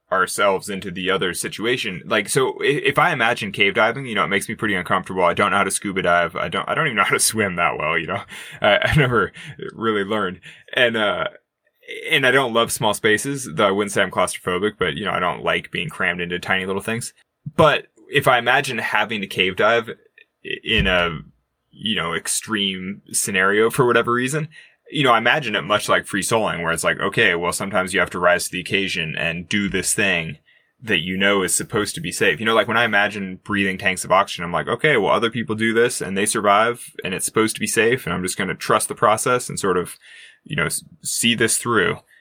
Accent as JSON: {"language": "English", "town": "Sacramento", "region": "California", "country": "United States", "tie": "born or raised there", "said": "growing up in California"}